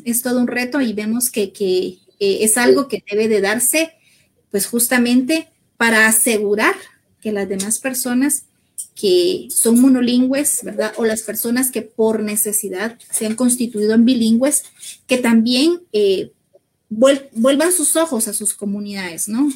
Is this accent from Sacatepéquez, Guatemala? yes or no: no; San José Chacayá, Sololá, Guatemala; yo crecí en San José Chacayá, Solola